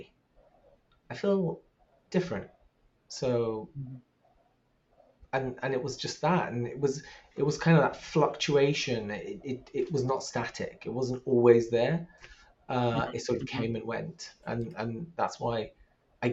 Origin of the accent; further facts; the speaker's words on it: London, United Kingdom; Growing up in London